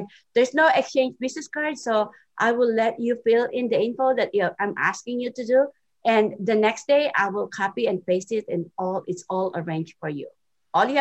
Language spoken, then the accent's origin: English; Philippines; English is a second language; moved away; I'm from the Philippines, and English is my second language.